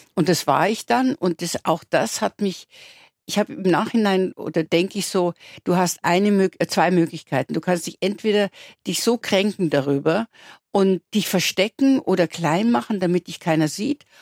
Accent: Landau an der Isar, Bavaria, Germany; moved away; also born or lived in London / Munich; bei uns in Landau natürlich gab es noch gar keine, da gab es die Realschule, auf der ich ja dann war auch

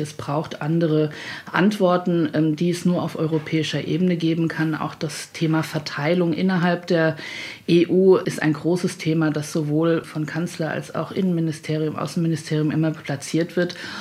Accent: Hesse, Germany; ich komme aus Hessen, mein Kinzigkreis liegt in Hessen

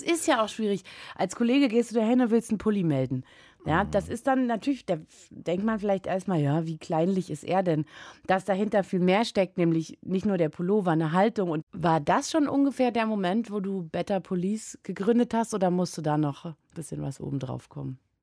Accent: Germany; ich wurde in der DDR geboren

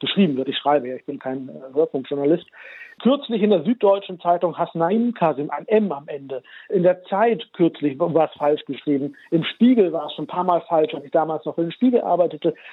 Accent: Germany; Ich bin ja in Deutschland geboren und aufgewachsen

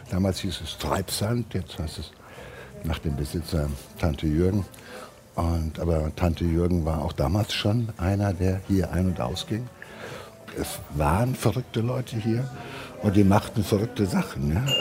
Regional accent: Marburg, Hesse, Germany; now in Bochum, Germany; Ich kam aus Marburg und war hier einsam und alleine sozusagen auf weiter Flur.

